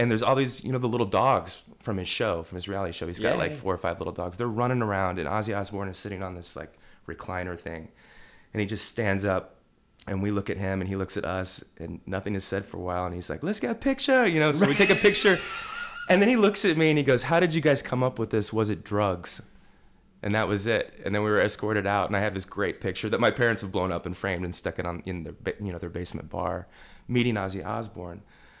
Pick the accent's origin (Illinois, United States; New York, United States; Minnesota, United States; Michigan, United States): Illinois, United States; I really wanted to be in Chicago because I'm from Central Illinois.